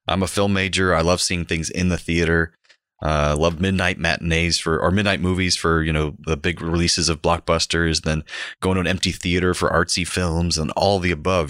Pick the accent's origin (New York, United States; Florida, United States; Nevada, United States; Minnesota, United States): Florida, United States; Central; Growing up in Central Florida in the nineteen nineties.